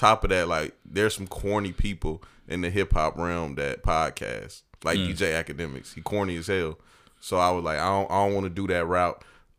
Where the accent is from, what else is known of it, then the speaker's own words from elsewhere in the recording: Evans, Georgia, United States; I'm a military brat, dog. I pretty much done been like a little bit of everywhere, but I spent most of my life, like half of my life, in Evans, Georgia.